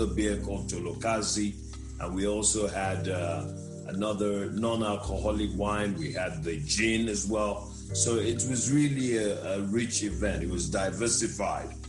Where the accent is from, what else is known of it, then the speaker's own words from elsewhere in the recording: Nigeria; also born or lived in Ghana; now in Johannesburg, South Africa; I'm from Nigeria. I've lived in Ghana